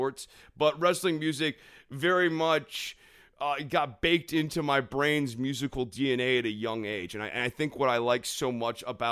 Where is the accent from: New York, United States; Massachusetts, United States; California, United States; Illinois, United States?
Massachusetts, United States; Springfield; I'm actually born in Springfield, Massachusetts